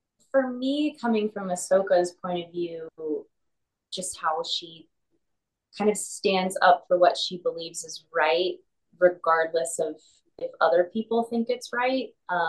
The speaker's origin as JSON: {"language": "English", "region": "South Carolina", "country": "United States", "said": "No, I'm from South Carolina originally."}